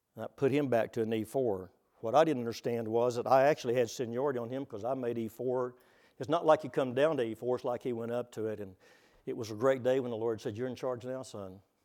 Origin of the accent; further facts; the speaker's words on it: Texas, United States; now in Oklahoma, United States; I'm from Texas